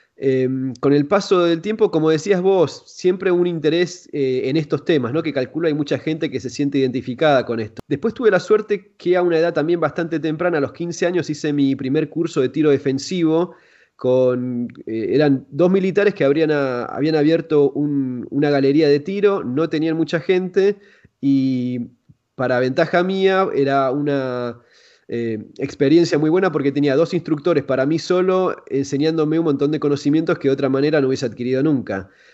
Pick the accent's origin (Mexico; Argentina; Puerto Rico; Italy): Argentina; yo soy de Argentina